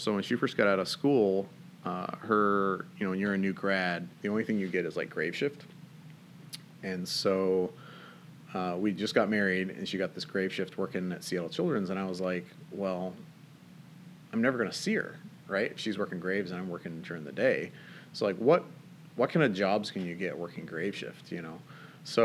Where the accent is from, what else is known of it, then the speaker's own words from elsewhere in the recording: Northern Ireland, United Kingdom; moved away as an adult; now in United States; Yeah, so I'm actually not from Washington State. I grew up in Northern Ireland, actually. My dad was born and raised there. I was born here in the States, and when I was about a year old, my parents moved back.